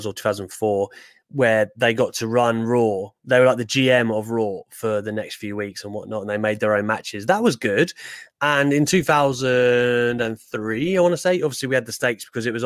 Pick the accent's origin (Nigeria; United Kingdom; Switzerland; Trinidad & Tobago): United Kingdom; England; also born or lived in Newcastle; my family are from there, although my accent doesn't help that, of course, because I'm born down south